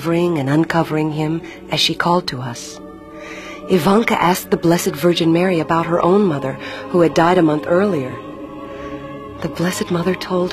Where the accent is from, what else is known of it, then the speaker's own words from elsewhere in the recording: Sarajevo, Federation of Bosnia and Herzegovina, Bosnia & Herzegovina; Since I was from Sarajevo